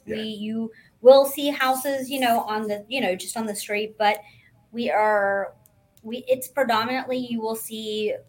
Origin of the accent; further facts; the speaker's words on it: Nashville, Tennessee, United States; I'm from Nashville